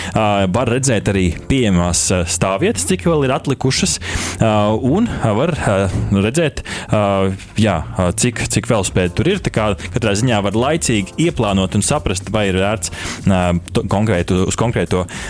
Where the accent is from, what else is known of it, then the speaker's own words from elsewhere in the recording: Sigulda, Sigulda Municipality, Latvia; es dzimu Siguldā